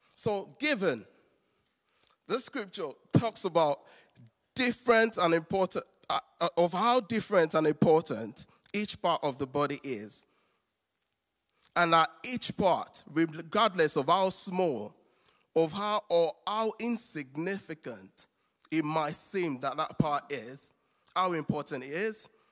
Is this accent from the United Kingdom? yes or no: no; Nigeria; moved away; I'm a Nigerian. And for someone who is far away from his home country